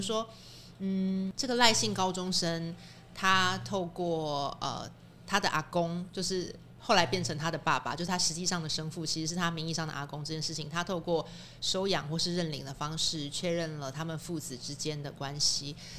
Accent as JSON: {"language": "Chinese", "country": "Taiwan", "said": "我们生在台湾，然后，呃，在台湾有户籍的人民"}